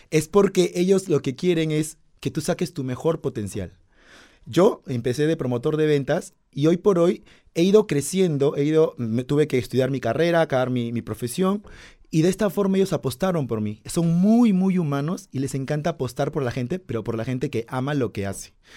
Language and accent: Spanish; Peru; Yo soy peruano